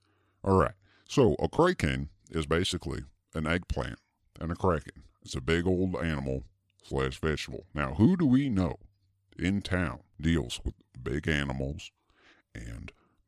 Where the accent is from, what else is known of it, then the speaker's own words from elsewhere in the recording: Chicago, Illinois, United States; I grew up in Chicago, suburbs of Chicago on a farm.